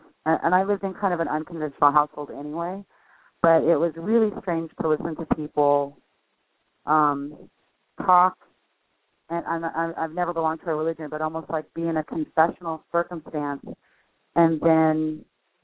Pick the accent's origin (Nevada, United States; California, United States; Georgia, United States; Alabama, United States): California, United States; Los Angeles; I grew up in Canoga Park, Woodland Hills